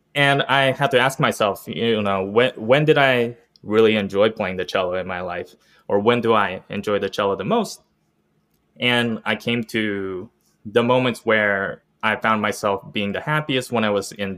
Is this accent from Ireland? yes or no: no; Columbus, Ohio, United States; I was born in Columbus, Ohio. Grew up with musical parents